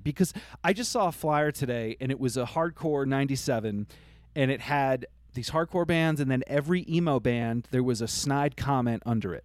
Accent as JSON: {"language": "English", "region": "Vermont", "country": "United States", "tie": "born or raised there", "said": "I grew up in Vermont"}